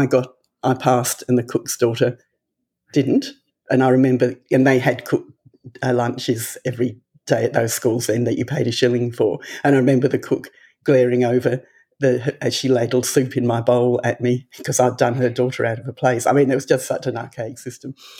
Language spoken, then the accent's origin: English; Tasmania, Australia; also born or lived in England; I was actually born in England, and I was there until I was 3 years old. And then my parents decided to emigrate to Tasmania. So we moved to Tasmania.